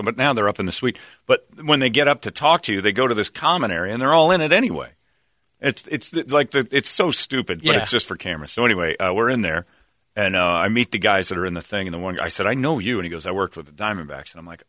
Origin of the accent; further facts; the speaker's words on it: Phoenix, Arizona, United States; As a kid growing up in Phoenix, Al was the legendary voice of the Phoenix Suns.